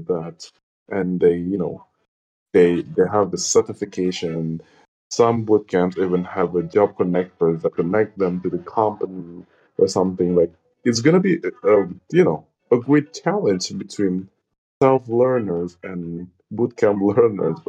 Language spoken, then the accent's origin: English; Indonesia; English is a second language; I'm from Indonesia